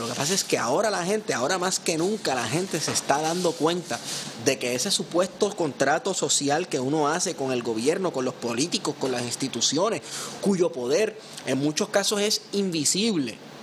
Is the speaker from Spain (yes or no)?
no; Puerto Rico; nosotros los puertorriqueños